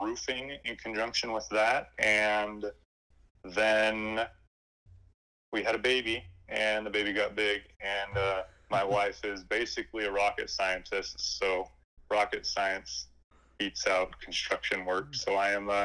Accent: Mesa, Arizona, United States; moved away as an adult; also born or lived in Spain; now in Utah, United States; I was born and raised in Mesa, Arizona, and recently me and my family have moved from Mesa up to Utah

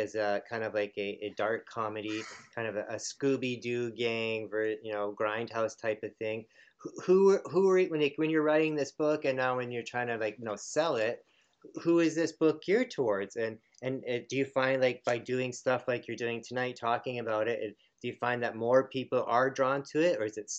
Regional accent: Canada; We're Canadian, so we don't know.

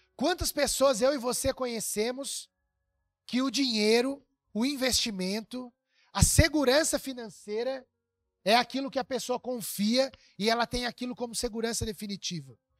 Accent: Brazil; a gente é brasileiro também

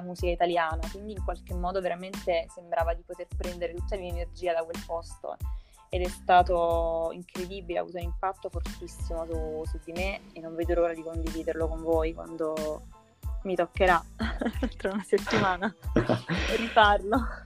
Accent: Naples, Campania, Italy; moved away as an adult; vengo da Napoli, mi sto trasferendo a Milano

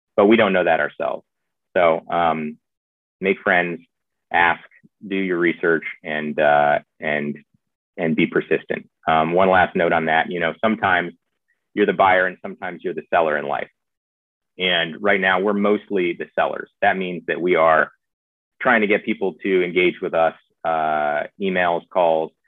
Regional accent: the South, United States; I was raised in the South

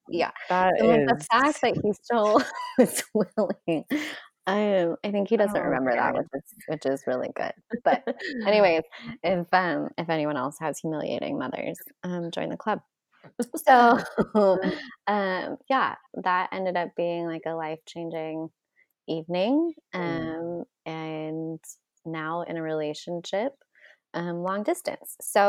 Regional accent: California, United States; But all I just say, like I came from Southern California to a snowstorm where I didn't even get to start work for 3 days later.

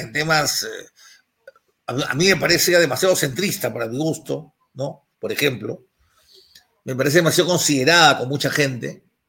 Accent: Lima, Peru; yo soy el limeño

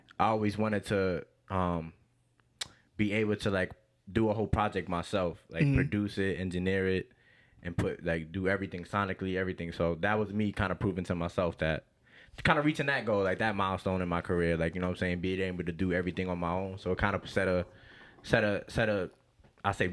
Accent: Yonkers, New York, United States; also born or lived in Queens, New York; I was in, like, kindergarten when I moved. Like, I started first grade here. So, my whole life was basically in Yonkers

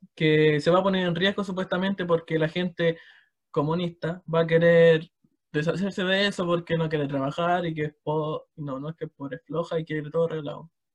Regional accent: Chimbarongo, O'Higgins, Chile; yo soy de Chimbarongo

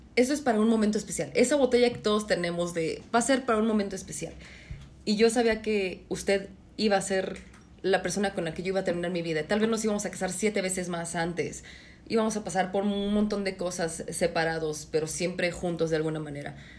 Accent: Mexico; Somos mexicanos

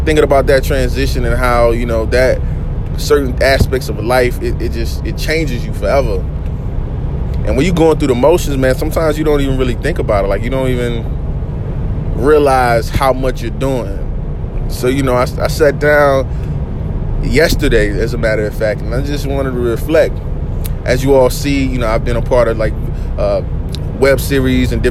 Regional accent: Oak City, North Carolina, United States; I come from Oak City, North Carolina.

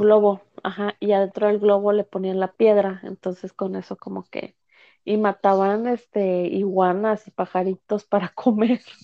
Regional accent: United States; also born or lived in Mexico; yo la verdad crecí acá en Estados Unidos

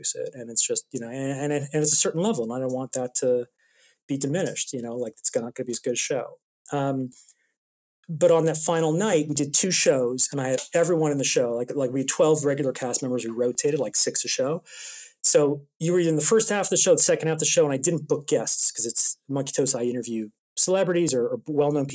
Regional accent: Toronto, Ontario, Canada; moved away as an adult; now in London, United Kingdom; I'm from Toronto.

